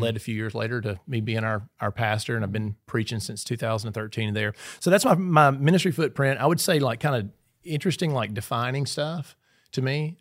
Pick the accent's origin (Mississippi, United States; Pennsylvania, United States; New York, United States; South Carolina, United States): Mississippi, United States; Sugar Lock; moved away as an adult; also born or lived in Kemper County, Mississippi / Scooba, Mississippi; now in Petal, United States; I grew up in Knoxville County, but we were in Kemper County a lot.